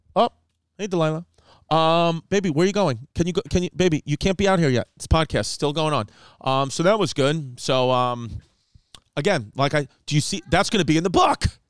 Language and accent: English; United States; I'm an American